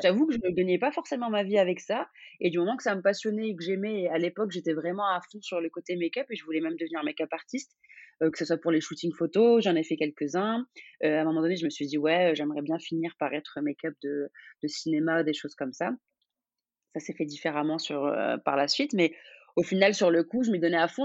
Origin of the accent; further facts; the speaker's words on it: Algeria; moved away as an adult; also born or lived in Vienna; now in Paris, France; je suis algérienne